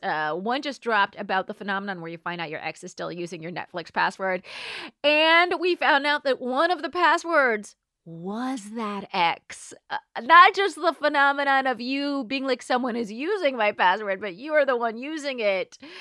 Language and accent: English; Southern California, United States; moved away; I grew up in Southern California